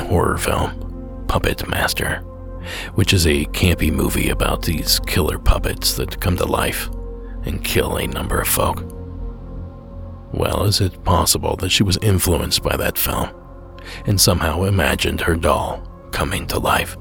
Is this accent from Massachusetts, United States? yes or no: no; Ohio, United States; born or raised there